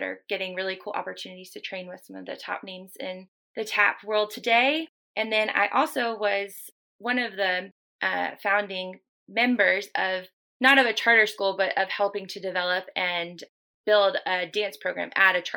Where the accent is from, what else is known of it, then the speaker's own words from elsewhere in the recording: Raleigh, North Carolina, United States; now in Jacksonville, United States; I grew up in Raleigh, North Carolina